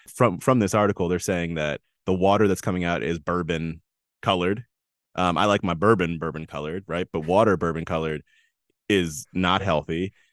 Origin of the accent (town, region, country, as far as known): United States